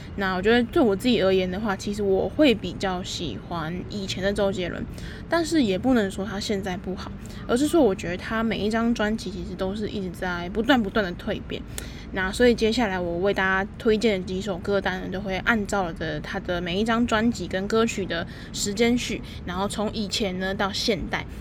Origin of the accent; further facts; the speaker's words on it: Taipei, Taiwan; 我自己就是从小到大都在台北长大